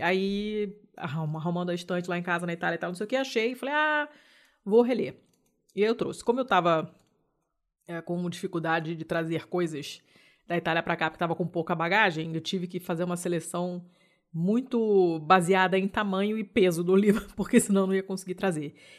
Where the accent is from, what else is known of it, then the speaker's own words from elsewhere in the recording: Rio de Janeiro, Brazil; sou do Rio